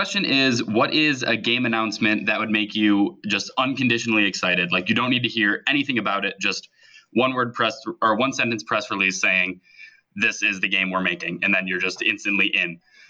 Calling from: Palatine, Illinois, United States; from Palatine, Illinois. Last time I said near Chicago and got a lot of shit for that.

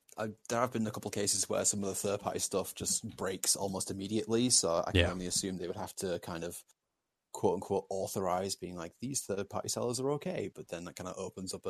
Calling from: Leeds, Yorkshire and the Humber, United Kingdom; from Leeds, UK.

